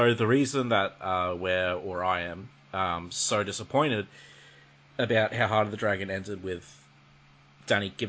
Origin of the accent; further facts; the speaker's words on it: Australia; I'm from Australia